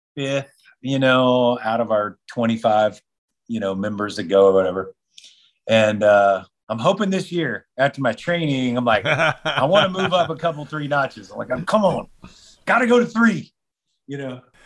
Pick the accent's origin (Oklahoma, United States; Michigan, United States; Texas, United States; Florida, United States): Texas, United States; That's my home state in Texas